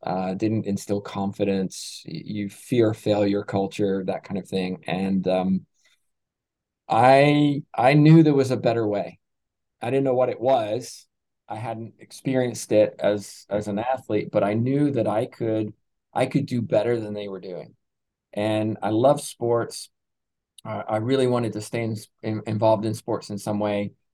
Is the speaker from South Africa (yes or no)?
no; England, United Kingdom; moved away as an adult; I'm originally from England, which you you probably don't know from my accent, but I came over here in 2004, so I came through a British sports system.